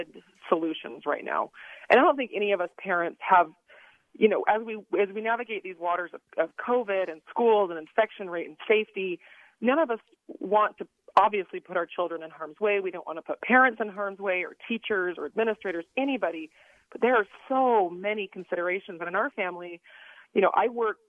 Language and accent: English; Davis County, Utah, United States; also born or lived in Bay Area, California; now in Salt Lake City, United States; I grew up in Davis County